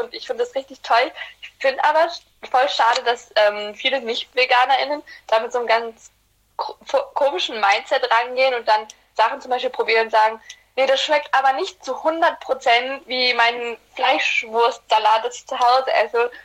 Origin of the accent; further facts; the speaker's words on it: Black Sea Region, Turkey; wir kommen aus der Schwarzmeerregion